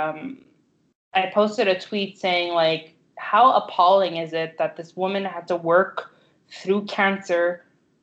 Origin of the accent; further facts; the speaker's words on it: Canada; I'm Canadian